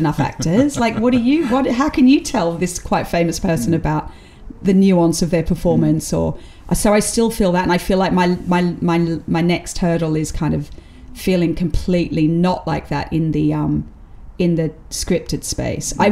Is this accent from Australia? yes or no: yes; Australia; now in United Kingdom; being Australian allows you to be outside of the class system